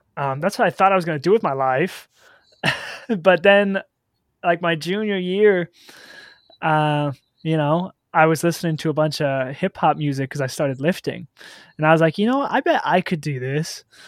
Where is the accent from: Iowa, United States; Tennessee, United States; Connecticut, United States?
Iowa, United States; Solon; also born or lived in Cedar Rapids, Iowa; I guess technically I was born in Cedar Rapids, but I did most of my growing up in a small town called Solon, Iowa